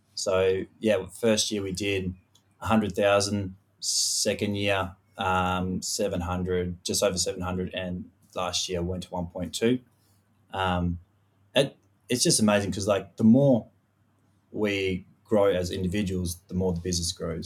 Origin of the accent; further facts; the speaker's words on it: Western Australia, Australia; also born or lived in Perth; born and raised in Western Australia. So, I grew up in a little, uh, farming community four and a half hours north of Perth called Mollawarp